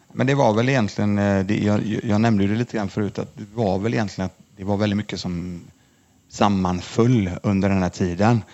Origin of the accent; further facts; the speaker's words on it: Lindome, Västra Götaland, Sweden; jag kommer från Lindome i alla fall, ligger utanför Mölndal, utanför Göteborg, två mil mm. ungefär från Göteborg. Det är där jag är uppvuxen